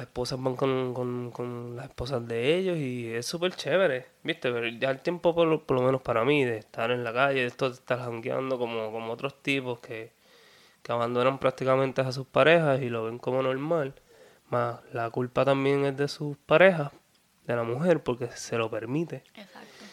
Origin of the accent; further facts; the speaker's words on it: Peñuelas, Puerto Rico; also born or lived in Ponce; soy de Peñuelas, para seguir, soy de Peñuelas. Y sí, del sur de Puerto Rico